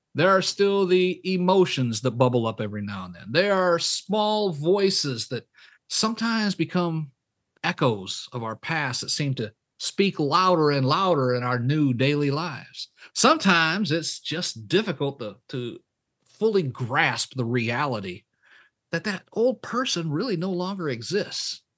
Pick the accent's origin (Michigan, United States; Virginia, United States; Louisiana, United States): Michigan, United States; moved away as an adult; I was born and raised up in Michigan.